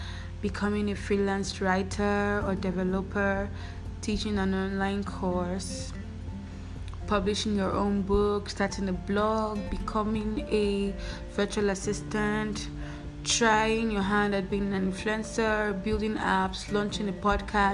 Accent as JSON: {"language": "English", "country": "Nigeria", "said": "because I'm Nigerian, it's difficult for me to get good jobs"}